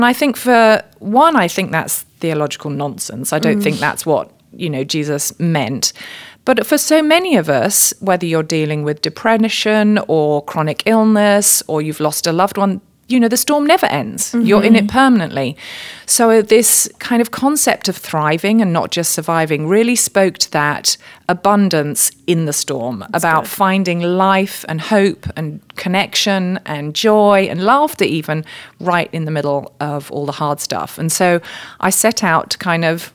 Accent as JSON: {"language": "English", "country": "United Kingdom", "moved": "yes", "lives_now": "United States", "said": "I just need to open my mouth for people to know that I'm not from around here. So yes, I'm a Brit living here in the USA."}